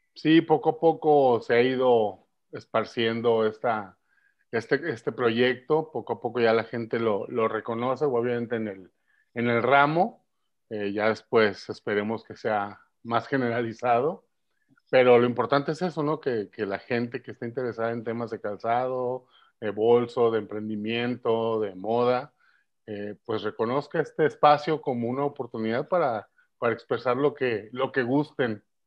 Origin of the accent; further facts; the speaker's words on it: Mexico; como mexicanos